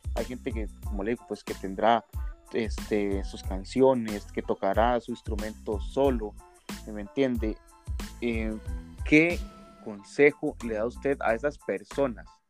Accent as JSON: {"language": "Spanish", "country": "Costa Rica"}